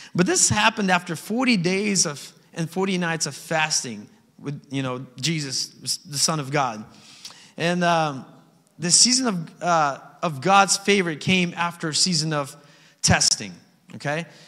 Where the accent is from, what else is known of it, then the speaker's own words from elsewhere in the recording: Alaska, United States; Growing up in Alaska, right, in the valley specifically, we're surrounded by beautiful mountains